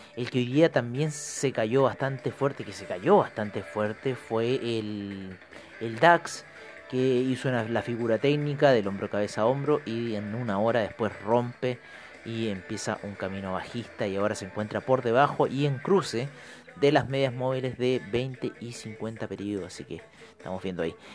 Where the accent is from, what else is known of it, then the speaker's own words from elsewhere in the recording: Chile; mi país, Chile